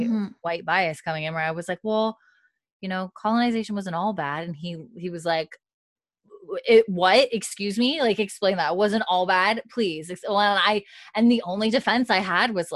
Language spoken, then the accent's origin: English; Canada; we're Canadian.